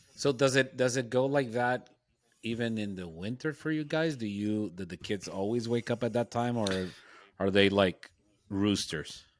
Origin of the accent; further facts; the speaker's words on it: Nogales, Sonora, Mexico; my hometown of Nogales